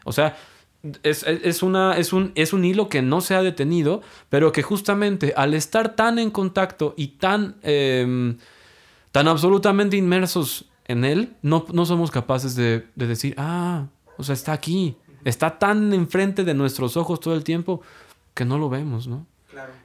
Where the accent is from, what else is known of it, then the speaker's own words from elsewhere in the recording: Mexico; siendo mexicano